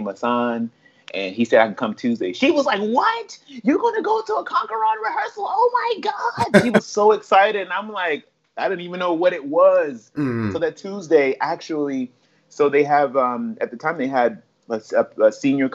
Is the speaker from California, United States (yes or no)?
no; Washington, District of Columbia, United States; moved away as an adult; also born or lived in Baltimore; now in Los Angeles, United States; Growing up in D.C.